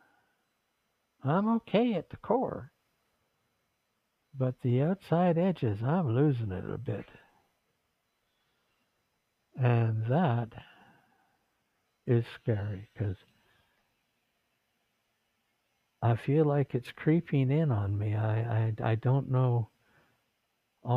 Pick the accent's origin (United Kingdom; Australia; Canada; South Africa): Canada; Vancouver, British Columbia; now in Philippines; They said, where were you born? I said, Vancouver. They said, what province? BC, check. Country, Canada, check.